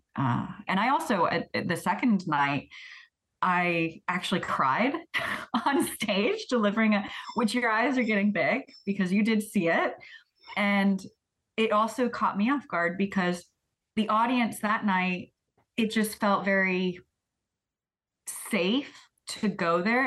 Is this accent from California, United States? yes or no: no; Florida, United States; now in Paris, Canada; the religious experience I had of growing up in Florida